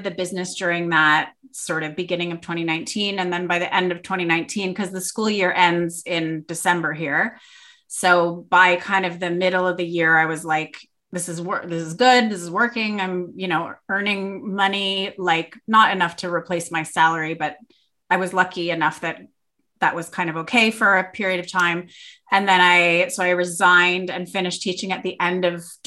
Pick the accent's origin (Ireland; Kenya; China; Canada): Canada; Toronto, Ontario; moved away as an adult; now in Perth, Australia; I'm from Canada, Toronto, Canada, and I moved here with a man